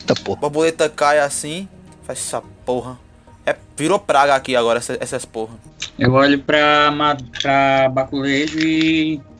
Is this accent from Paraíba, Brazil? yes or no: yes; Ingá, Paraíba, Brazil; Eu sou de Ingá, sabe? Arrumei, um, arrumei, um, arrumei uma morena pra mim, eu vim morar aqui, porque a família dela era daqui.